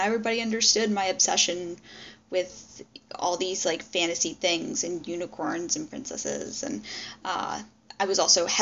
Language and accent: English; Maryland, United States; I'm originally from the Metro DC area, from the Maryland side